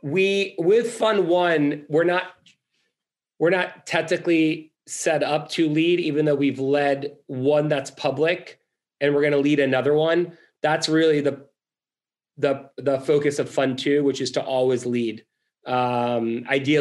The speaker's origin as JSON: {"language": "English", "town": "Boston", "region": "Massachusetts", "country": "United States", "said": "I'm from Boston"}